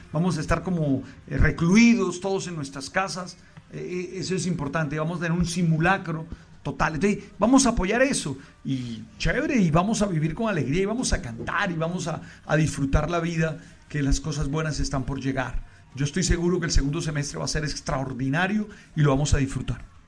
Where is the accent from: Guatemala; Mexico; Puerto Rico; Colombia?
Colombia; Caribbean Region; yo nací en el Caribe